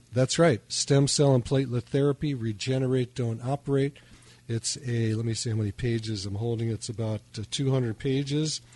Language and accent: English; Chicago, Illinois, United States; I was raised in Chicago